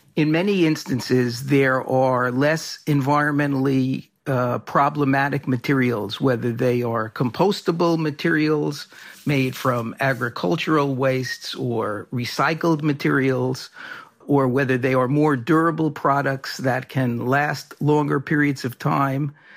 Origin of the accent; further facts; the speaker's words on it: New York City, New York, United States; When I was a kid growing up in New York City